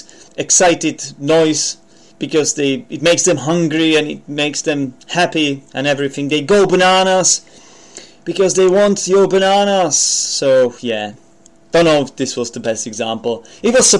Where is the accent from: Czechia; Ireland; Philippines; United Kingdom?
Czechia; accent: Czech; English is a second language; I'm not a native speaker. I'm from the Czech Republic